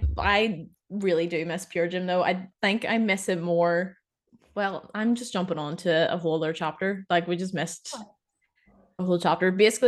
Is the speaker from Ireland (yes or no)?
yes; Ireland; So yeah, I'm from Ireland.